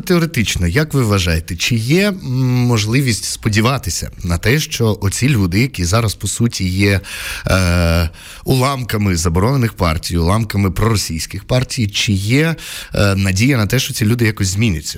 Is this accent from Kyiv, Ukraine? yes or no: no; Poltava Oblast, Ukraine; first language Russian; Ukrainian is a second language; я з Полтавщини е, розмовляв російською, закінчував російську школу